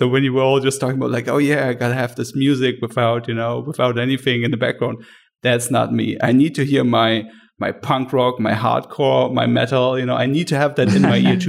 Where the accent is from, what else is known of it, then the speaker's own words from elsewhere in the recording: Berlin, Germany; I hail from Berlin.